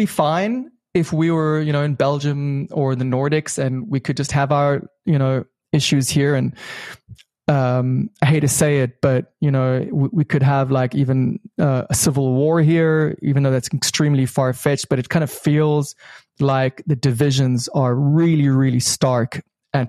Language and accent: English; South Africa; moved away as an adult; also born or lived in Israel; now in Ra'anana, Israel; I was born in Israel, grew up in South Africa under apartheid